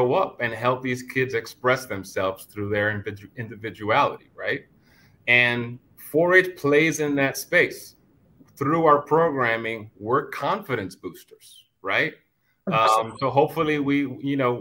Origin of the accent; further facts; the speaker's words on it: New York City, New York, United States; Growing up in Brooklyn